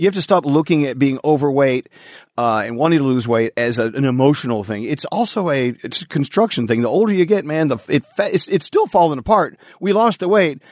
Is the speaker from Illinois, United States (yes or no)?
no; Texas, United States; growing up in the Bible Belt in Texas